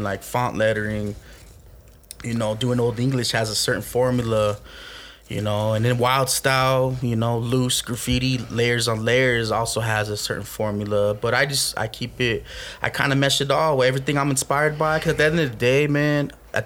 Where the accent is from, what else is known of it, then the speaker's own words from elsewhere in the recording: Albuquerque, New Mexico, United States; I grew up in the hood in Albuquerque